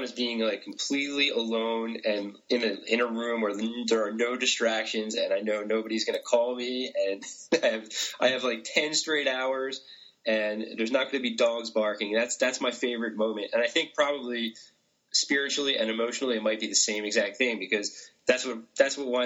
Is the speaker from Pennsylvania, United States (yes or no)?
yes; Philadelphia, Pennsylvania, United States; moved away; I'm from Philadelphia originally, and in Philadelphia, that word is used probably 3 to 5 times per sentence